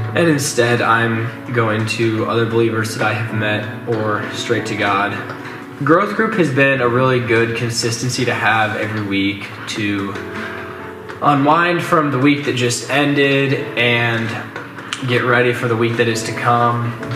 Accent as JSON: {"language": "English", "town": "Madrid", "region": "Iowa", "country": "United States", "said": "I'm from Madrid, Iowa, which is a small town of about 2,500 in central Iowa"}